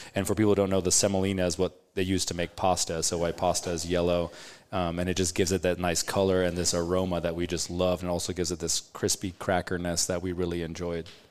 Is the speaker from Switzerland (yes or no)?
yes; Switzerland; now in Omaha, United States; I was born in Switzerland